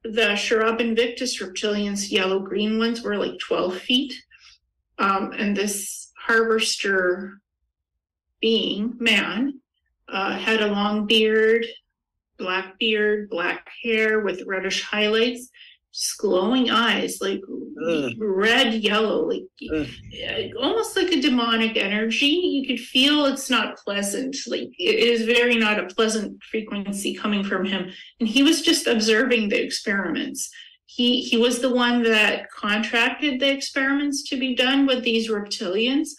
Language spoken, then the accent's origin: English; Ukraine; I was born in Ukraine